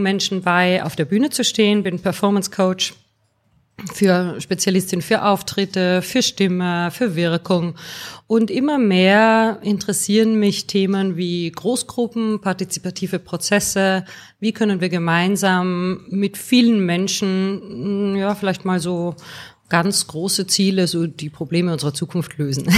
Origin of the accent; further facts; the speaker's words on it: Austria; moved away as an adult; now in Bonn, Germany; ich bin gebürtige Österreicherin